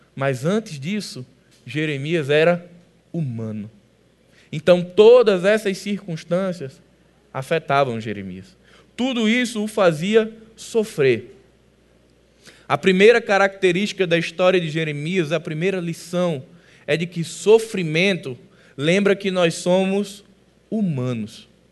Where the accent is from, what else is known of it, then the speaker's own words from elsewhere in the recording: Northeast Region, Brazil; Como bons nordestinos